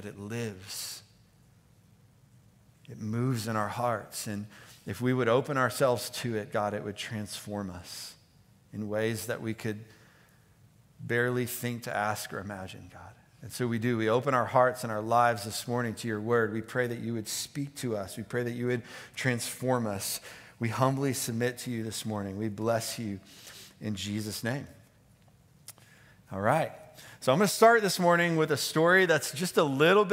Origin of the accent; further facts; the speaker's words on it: Houston, Texas, United States; moved away; I grew up in Texas, in Houston